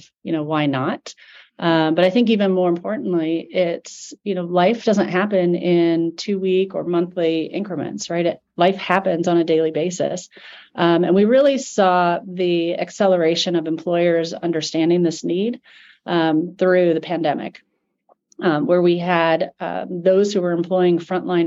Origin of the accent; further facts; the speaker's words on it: Omaha, Nebraska, United States; growing up in Omaha, Nebraska